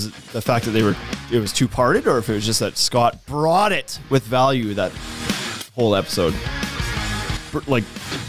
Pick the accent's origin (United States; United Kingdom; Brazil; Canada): Canada; being the Canadian